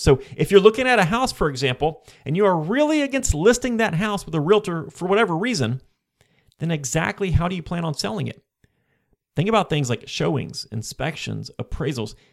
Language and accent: English; Florida, United States; I am from Florida, and most of my investments prior to this point were in Florida as well